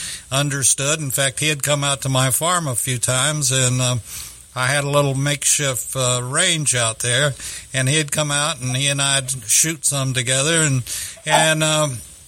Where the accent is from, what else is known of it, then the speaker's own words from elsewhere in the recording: Texas City, Texas, United States; it was my hometown.